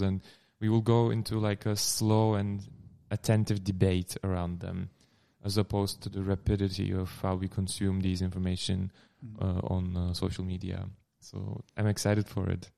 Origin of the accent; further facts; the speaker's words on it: Turkey; English is a second language; moved away as an adult; also born or lived in Amsterdam, Netherlands; now in Netherlands; I am from Turkey. I moved here in 2015 for my studies at the Gerrit Academy in Amsterdam